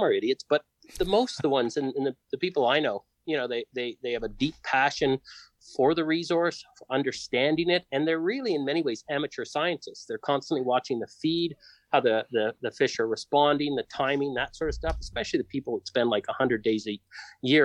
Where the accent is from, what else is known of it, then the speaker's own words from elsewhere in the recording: Sudbury, Ontario, Canada; now in Prince George, Canada; I grew up in Sudbury